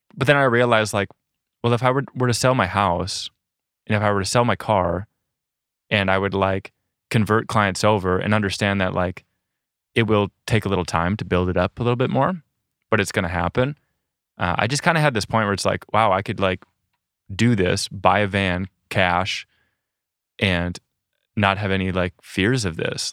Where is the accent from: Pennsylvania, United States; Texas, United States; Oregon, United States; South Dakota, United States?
South Dakota, United States; moved away as an adult; I'm from South Dakota originally, and I think there wasn't a lot of nature in South Dakota and the east side that I was on.